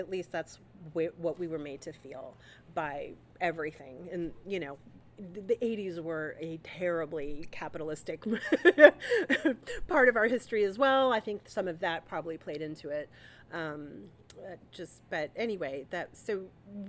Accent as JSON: {"language": "English", "region": "South Texas", "country": "United States", "tie": "born or raised there", "said": "cultural expectations were things that I knew about growing up in South Texas"}